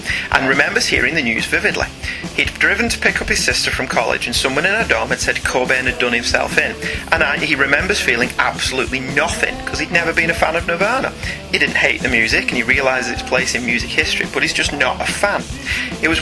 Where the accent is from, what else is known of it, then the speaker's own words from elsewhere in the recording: United Kingdom; I'm British and middle class and white boy